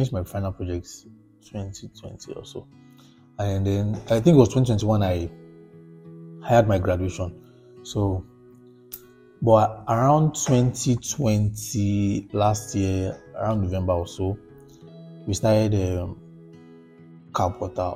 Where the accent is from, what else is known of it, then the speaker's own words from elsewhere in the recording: Lagos, Nigeria; also born or lived in Ogbomosho / Oyo State; I grew up in Lagos, Surulere